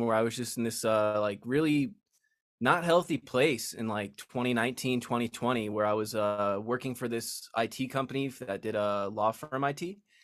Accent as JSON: {"language": "English", "town": "Las Vegas", "region": "Nevada", "country": "United States", "tie": "born or raised there", "said": "I was born and raised in Las Vegas"}